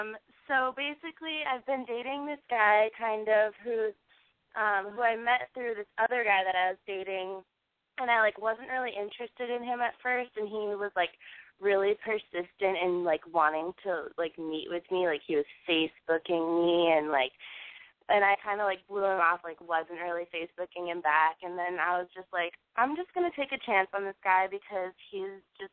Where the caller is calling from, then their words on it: Portland, Maine, United States; I'm 21, and I'm calling from Portland, Maine.